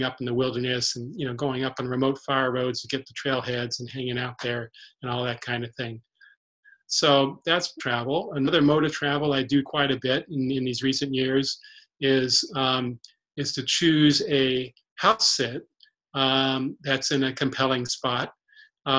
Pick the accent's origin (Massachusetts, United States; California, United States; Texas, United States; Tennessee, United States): California, United States; San Diego; moved away as an adult; now in Bellingham, United States; I grew up in San Diego, which doesn't have much wilderness at all